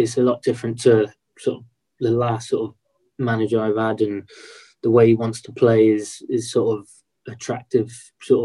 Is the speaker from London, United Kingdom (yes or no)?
no; Swindon, South West England, United Kingdom; moved away; also born or lived in Leyland